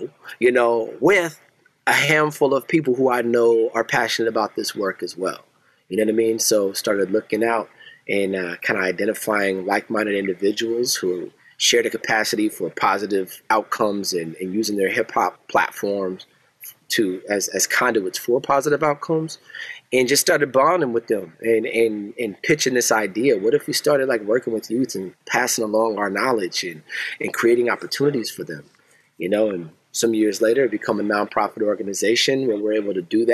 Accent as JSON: {"language": "English", "town": "Seattle", "region": "Washington", "country": "United States", "also_born_or_lived": "Portland, Oregon", "moved": "as an adult", "lives_now": "Lansing, United States", "said": "I'm from Seattle, Washington. I relocated to Lansing, a transplant by marriage"}